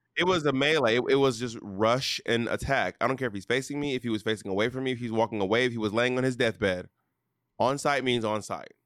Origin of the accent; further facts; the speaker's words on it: Atlanta, Georgia, United States; moved away; also born or lived in New York City, United States / Alabama, United States; I am from Atlanta, and I am a New Yorker.